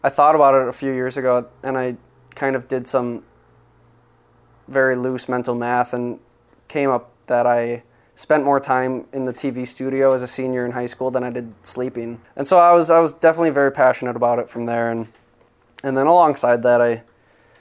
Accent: Apple Valley, Minnesota, United States; now in Minneapolis, United States; I am from Apple Valley, Minnesota

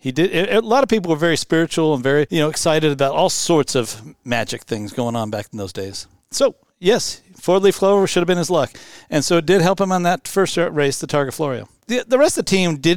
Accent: Seattle, Washington, United States; I born here in Seattle area and stayed here all my life

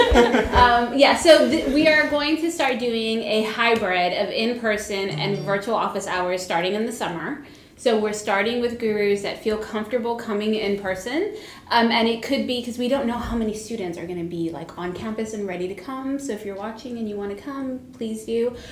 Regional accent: Brownsville, Texas, United States; we're from Brownsville

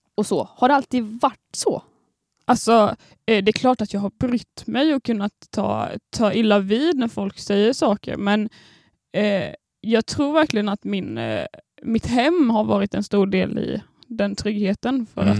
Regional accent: Landsbro, Jönköping County, Sweden; moved away; jag kommer då från Småland. Eh, ett Oj. litet samhälle på 1500 personer som heter Landsbro

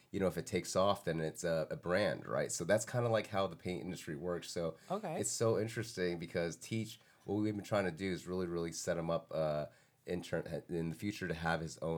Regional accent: Germany; I grew up in Germany.

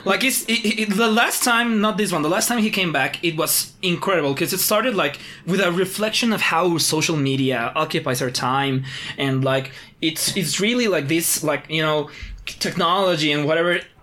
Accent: Mexico City, Mexico; we're from Mexico City where things are weird

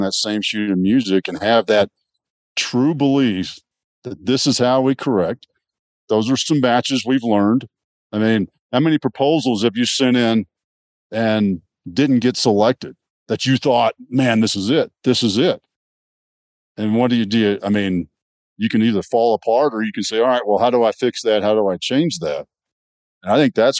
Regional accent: Texas, United States; I grew up in Texas

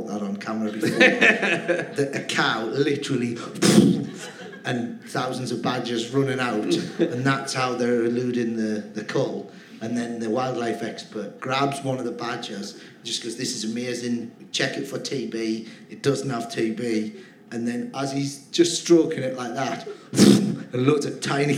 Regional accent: Cramlington, North East England, United Kingdom; also born or lived in Newcastle upon Tyne; I grew up in Cramlington

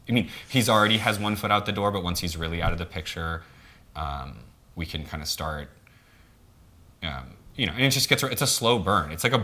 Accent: the South, United States; as I was from the South, and it reminds me of the debutante system

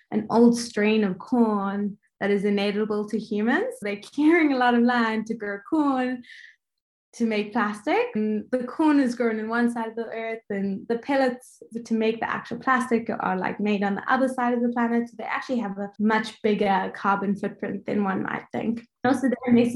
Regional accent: Johannesburg, Gauteng, South Africa; moved away as an adult; also born or lived in Cape Town, South Africa / Sydney, Australia; I was born and raised in South Africa

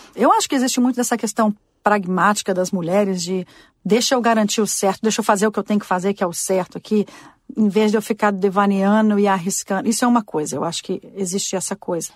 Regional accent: Brazil; moved away as an adult; also born or lived in Washington; now in United States; crescendo no Brasil

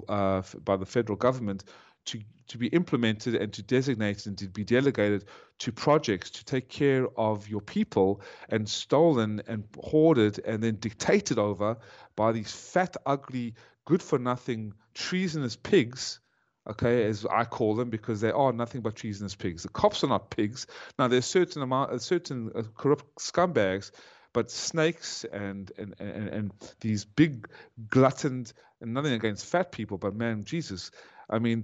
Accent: South Africa; also born or lived in Ukraine; now in United States; I was born in South Africa

